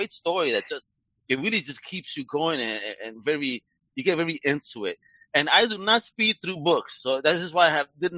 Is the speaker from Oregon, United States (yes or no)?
no; New York City, New York, United States; I'm from Brooklyn